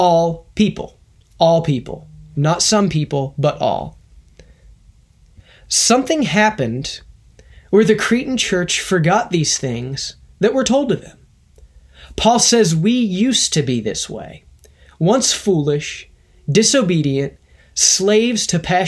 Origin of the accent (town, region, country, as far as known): United States